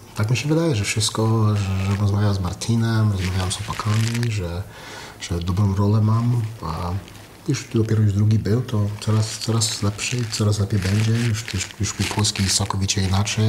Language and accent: Polish; Canada; also born or lived in United States; now in Poland; wychowałem się w Kanadzie, w Ameryce